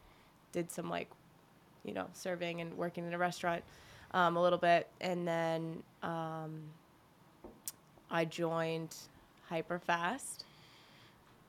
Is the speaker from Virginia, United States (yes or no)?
yes; Burke, Virginia, United States; I grew up in Burke, Virginia